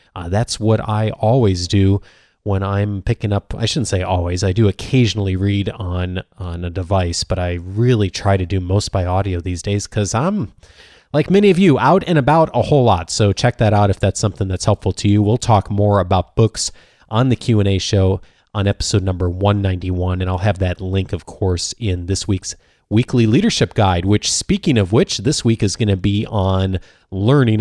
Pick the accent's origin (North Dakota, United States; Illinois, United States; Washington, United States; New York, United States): Illinois, United States; Naperville; I grew up in the Chicago suburbs as well, a town called Naperville